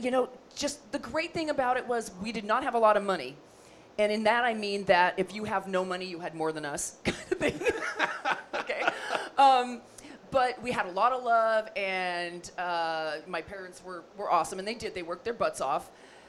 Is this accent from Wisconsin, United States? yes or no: no; Los Angeles, California, United States; I am actually a Valley girl. So I was born and raised in the San Fernando Valley here in the greater Los Angeles area. Born in Northridge Hospital.